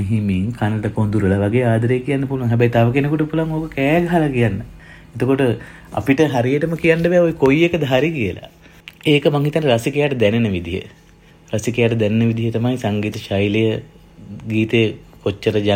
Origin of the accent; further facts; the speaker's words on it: Sri Lanka; now in Melbourne, Australia; අපි ලංකාවේ ඉපදුන හින්දා